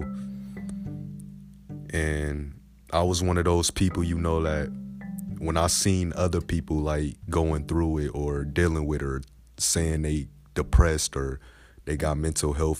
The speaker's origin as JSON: {"language": "English", "town": "Grand Rapids", "region": "Michigan", "country": "United States", "tie": "born or raised there", "said": "born and raised in Grand Rapids, Michigan"}